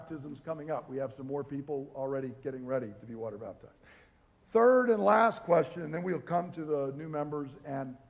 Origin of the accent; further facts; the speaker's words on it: the South, United States; Being from the South, where I was right down there in the heart of the Bible Belt